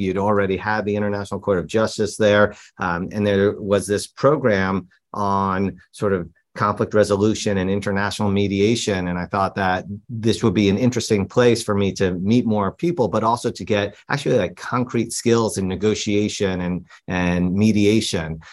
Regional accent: New York City, New York, United States; growing up in New York. I just lived at home with my parents

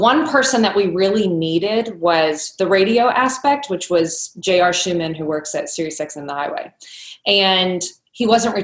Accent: Kentucky, United States; When I was growing up in Kentucky

